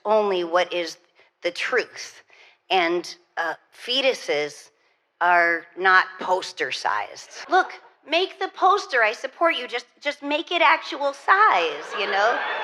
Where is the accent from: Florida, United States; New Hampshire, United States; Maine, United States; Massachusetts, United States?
New Hampshire, United States; I went to church growing up all the time because I grew up in New Hampshire